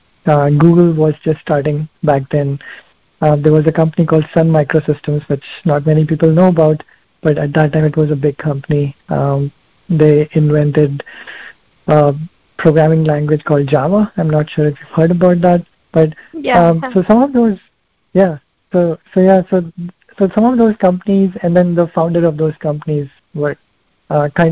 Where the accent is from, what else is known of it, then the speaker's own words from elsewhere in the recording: India; I grew up in India, so I used to play cricket a lot at that time while growing up